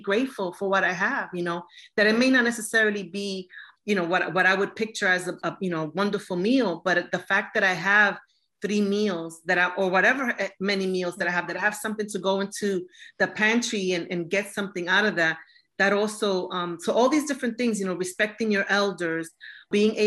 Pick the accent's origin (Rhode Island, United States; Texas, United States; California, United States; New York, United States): New York, United States; New York City; growing up in New York City and as a Boricua